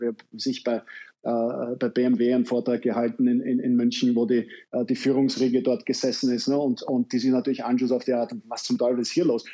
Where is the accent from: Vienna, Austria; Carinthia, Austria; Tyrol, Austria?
Vienna, Austria; ich als Wiener